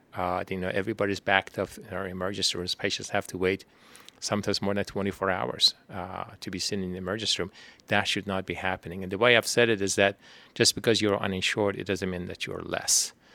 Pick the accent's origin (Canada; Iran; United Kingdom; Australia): Iran; Tehran, Tehran Province; moved away as an adult; now in Houston, United States; I was born in Tehran, Iran.